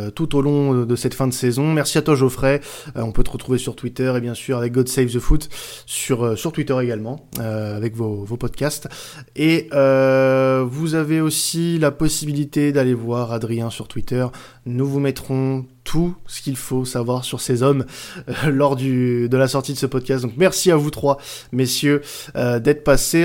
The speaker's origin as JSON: {"language": "French", "country": "France", "said": "je suis un bon Français"}